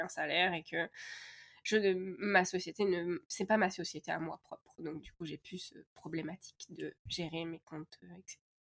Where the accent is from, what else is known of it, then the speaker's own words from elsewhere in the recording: France; now in Canada; chez nous en France